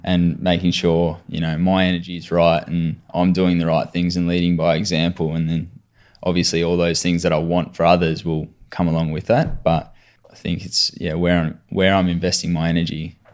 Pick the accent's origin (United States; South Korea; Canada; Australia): Australia; Adelaide, South Australia; also born or lived in Mitcham, Victoria; now in Victoria, Australia; I was born in Mitcham, so over here in Victoria, and then moved over to Adelaide for dad's work when I was eight